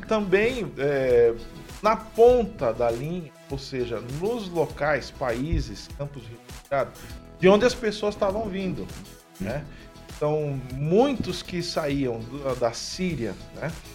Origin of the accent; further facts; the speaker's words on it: São Paulo, Brazil; moved away as an adult; now in Maringá, Brazil; eu sou natural de São Paulo, estava em São Paulo